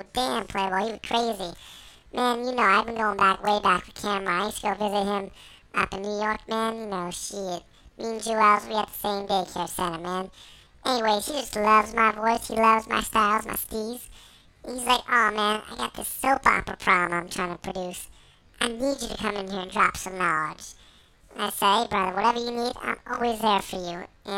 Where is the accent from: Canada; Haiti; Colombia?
Canada; Inglewood, Ontario; Oh, man, you know, I'm from Inglewood, Ontario, born and raised. Inglewood, up to no good.